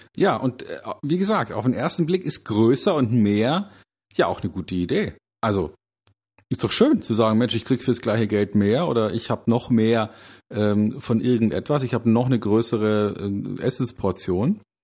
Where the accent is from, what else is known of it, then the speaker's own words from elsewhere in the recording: Munich, Bavaria, Germany; in meiner Heimatstadt München